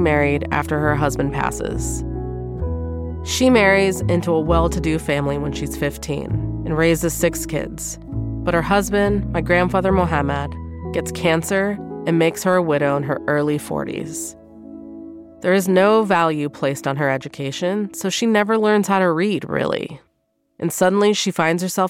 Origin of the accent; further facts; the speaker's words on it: United States; I'm Iranian, but I'm also American.